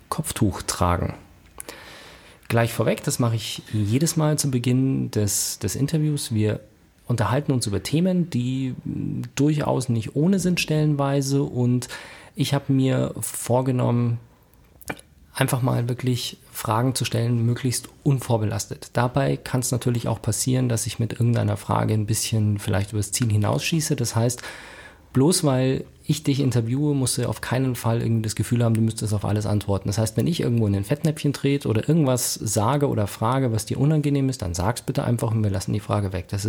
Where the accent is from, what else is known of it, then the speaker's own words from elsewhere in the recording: Germany; dass ich ja als Deutscher mit Migrationshintergrund zähle und man es mir nicht ansieht